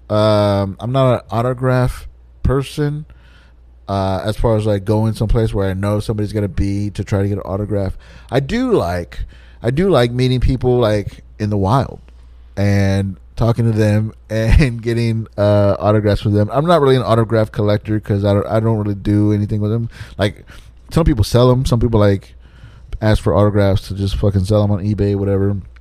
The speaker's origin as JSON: {"language": "English", "region": "Texas", "country": "United States", "said": "I'm from Texas"}